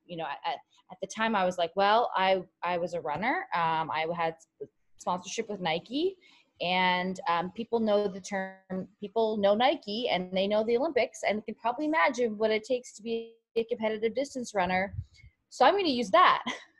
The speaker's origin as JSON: {"language": "English", "country": "Canada", "moved": "as an adult", "lives_now": "United States", "said": "I came from Canada to the US on a full track scholarship"}